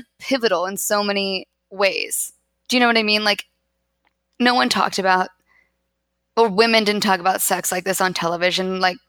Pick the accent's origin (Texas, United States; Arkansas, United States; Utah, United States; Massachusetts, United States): Utah, United States; where are you from? And I'm like, Utah.